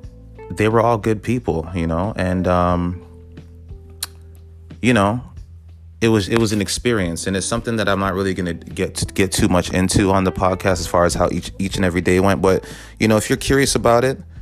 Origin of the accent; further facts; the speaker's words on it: Toronto, Ontario, Canada; I'm from the city, you know, I'm from Toronto